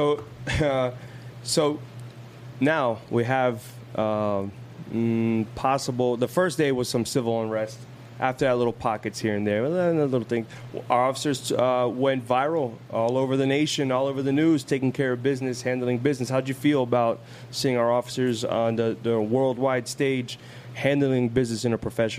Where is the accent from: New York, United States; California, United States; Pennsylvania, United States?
California, United States; Oakland; I'm from Oakland. I'm from out of town.